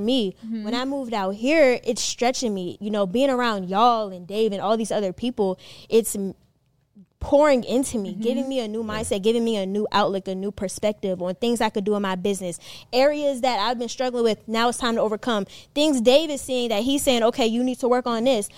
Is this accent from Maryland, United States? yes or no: yes; Maryland, United States; also born or lived in North Carolina; now in Atlanta, United States; I lived in Maryland. That's where I was from. But then I moved from Maryland, North Carolina, North Carolina here